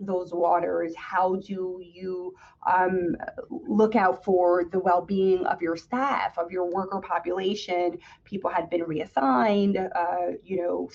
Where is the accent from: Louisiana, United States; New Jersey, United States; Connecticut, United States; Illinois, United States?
New Jersey, United States; East Orange; I grew up in the city next door, East Orange, New Jersey